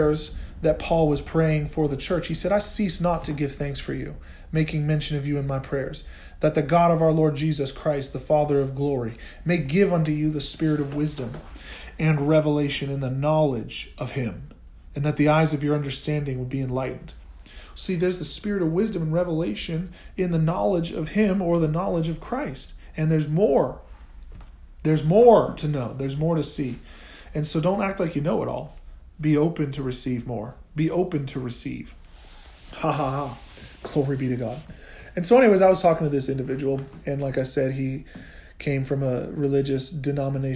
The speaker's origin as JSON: {"language": "English", "region": "Oklahoma", "country": "United States", "said": "I'm from Oklahoma"}